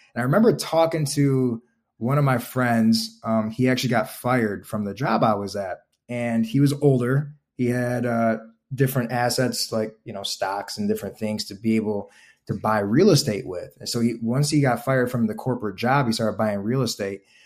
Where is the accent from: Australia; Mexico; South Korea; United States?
United States; Toledo, Ohio; moved away as an adult; also born or lived in Chicago; I'm originally from Ohio